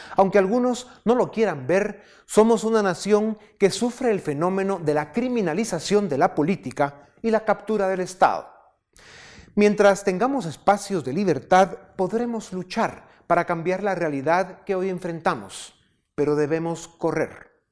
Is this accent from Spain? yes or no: no; Guatemala